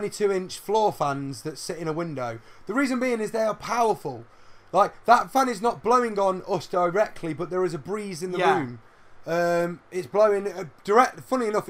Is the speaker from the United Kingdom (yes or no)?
yes; United Kingdom; We're in Britain. We're British.